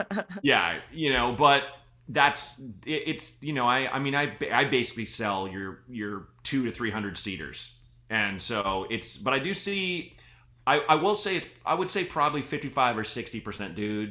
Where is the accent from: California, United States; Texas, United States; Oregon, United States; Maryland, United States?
Oregon, United States; Portland; I grew up in Portland, Oregon.